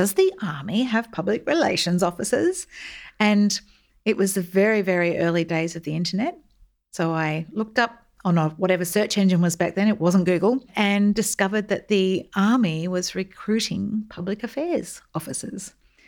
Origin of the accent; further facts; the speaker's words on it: Melbourne, Victoria, Australia; I grew up in Melbourne, in the southeastern suburbs in the 70s and 80s. And it was an idyllic Australian childhood filled with long summers at the local pools